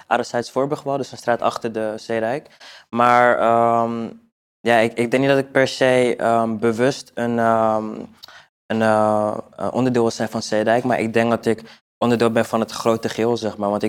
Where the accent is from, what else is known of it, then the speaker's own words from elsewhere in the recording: Almere, Flevoland, Netherlands; moved away as an adult; now in Amsterdam, Netherlands; Ik kom uit Almere. Ik ben daar geboren getogen. En uh, ja, nu woon ik vier, vijf jaar in Amsterdam.